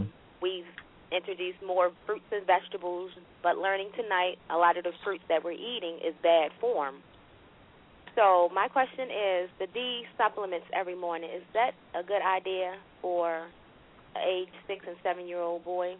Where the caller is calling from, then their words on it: Maryland, United States; I'm calling from Maryland.